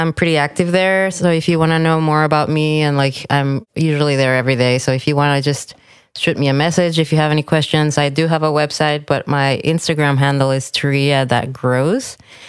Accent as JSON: {"language": "English", "region": "Mexico City", "country": "Mexico", "tie": "born or raised there", "said": "Yeah, Mexico City. And all my mom's part of the family is from Mexico City. And then my dad's from Maryland."}